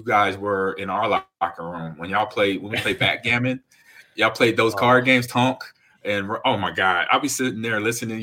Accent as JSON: {"language": "English", "town": "Los Angeles", "region": "California", "country": "United States", "tie": "born or raised there", "said": "I grew up in Los Angeles too."}